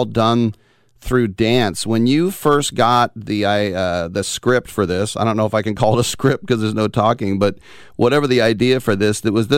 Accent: Oakland, California, United States; I'm an Oakland guy, third generation, and the first house I ever bought was in Oakland

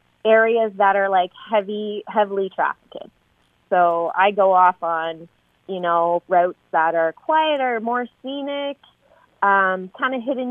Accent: Canada; Yes, I am Canadian.

